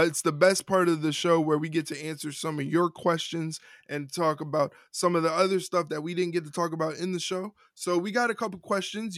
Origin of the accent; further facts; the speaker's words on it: New York, United States; As a New Yorker